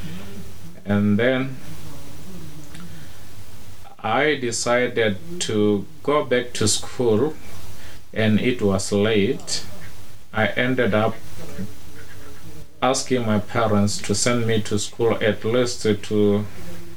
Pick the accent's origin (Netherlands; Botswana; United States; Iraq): Botswana; Okavango region, North-West District; I grew up in the Okavango region a long time back. I was born here. I was born and raised here.